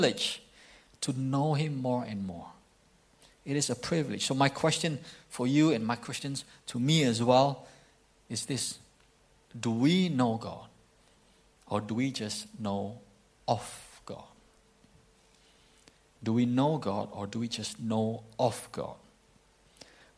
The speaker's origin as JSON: {"language": "English", "region": "East Kalimantan", "country": "Indonesia", "tie": "born or raised there", "moved": "yes", "said": "when I was young in my hometown in Indonesia, in Kalimantan, East Kalimantan"}